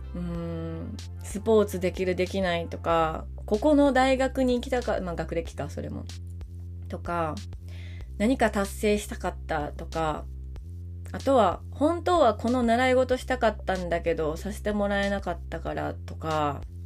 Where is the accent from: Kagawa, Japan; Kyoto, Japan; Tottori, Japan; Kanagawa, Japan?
Kyoto, Japan; Maizuru; 京都府の日本海側の舞鶴というところが出身でしてでもう生まれてからずっと